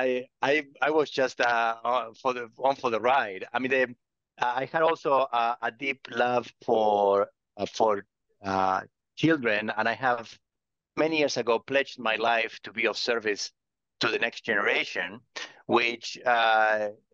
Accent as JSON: {"language": "English", "country": "Argentina", "tie": "born or raised there", "also_born_or_lived": "Patagonia", "moved": "as an adult", "lives_now": "California, United States", "said": "I grew up in Argentina"}